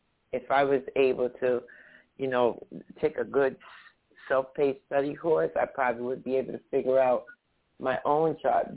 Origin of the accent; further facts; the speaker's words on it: United Kingdom; I was born in 1965 in the United Kingdom